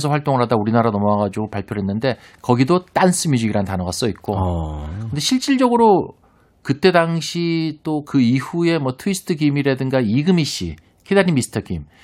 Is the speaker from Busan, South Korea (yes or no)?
no; Pohang, North Gyeongsang, South Korea; accent: Pohang dialect; 네, 포항 포항 출신이에요. 어, 사투리 포항. 잘 써요.